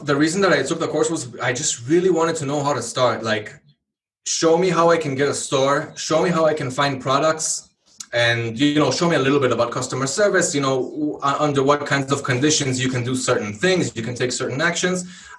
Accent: Israel; English is a second language; also born or lived in Hawaii; So I'm from Israel. I was born in Israel, but I lived in Hawaii for over 10 years. I'm guessing that's also where I got my English from. After that, I moved back to Israel

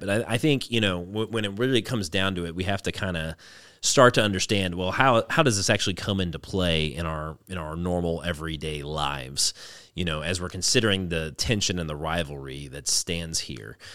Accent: the South, United States; growing up in the South

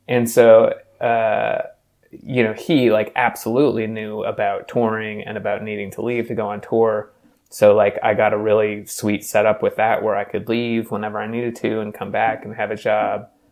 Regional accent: Louisville, Kentucky, United States; moved away as an adult; also born or lived in North Carolina; now in Seattle, United States; I grew up in Louisville through high school, and then I left to go to college in North Carolina

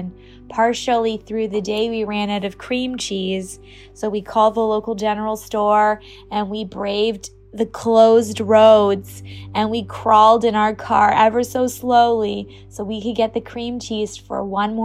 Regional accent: Canada; now in California, United States; when I was home in Canada visiting my mom

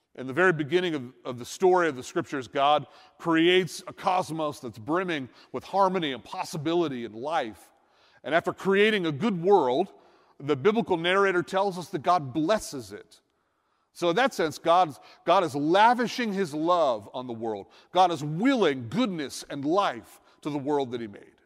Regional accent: Northeast, United States; I'm from the Northeast

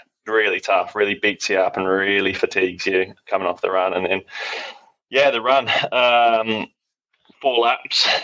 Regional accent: Taupō, Waikato, New Zealand; it's my hometown

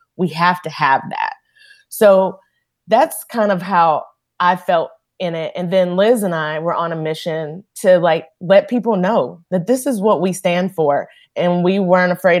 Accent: Powell, Tennessee, United States; I grew up in Powell, Tennessee.

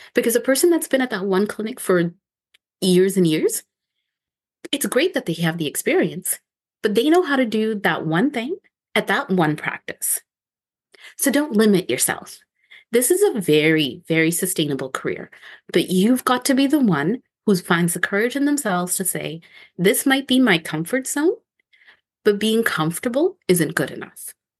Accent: Ontario, Canada; moved away as an adult; now in Victoria, Canada; I'm from Ontario

